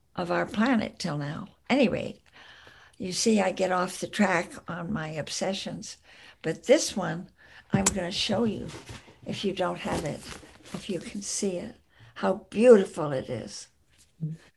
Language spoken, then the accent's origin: English; the East, East Coast, United States; moved away as an adult; also born or lived in California; now in Berkeley, United States; I grew up in the East that was very important. I'm a child of the Eastern woodlands.